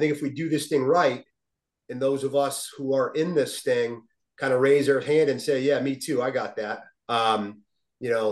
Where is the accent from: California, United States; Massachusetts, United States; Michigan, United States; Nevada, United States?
Massachusetts, United States; Westfield; my hometown, Westfield